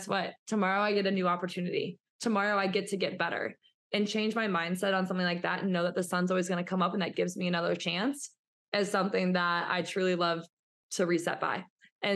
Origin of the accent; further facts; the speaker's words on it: St. Charles, Missouri, United States; moved away as an adult; also born or lived in Iowa; I am from St. Charles, Missouri.